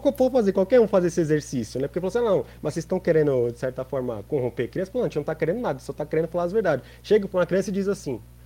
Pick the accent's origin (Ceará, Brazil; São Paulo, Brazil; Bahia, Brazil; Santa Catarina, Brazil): São Paulo, Brazil; a gente é de São Paulo, a gente vive numa cidade onde tem um bandeirantes